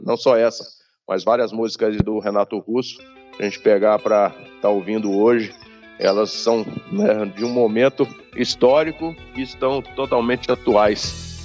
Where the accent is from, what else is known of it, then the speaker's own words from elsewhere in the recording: Brasília, Federal District, Brazil; also born or lived in Buriti Alegre, Goiás; Eu nasci em Buriti Alegre, mas saí muito cedo de Buriti Alegre fui para Brasília. Então, minha infância foi toda em Brasília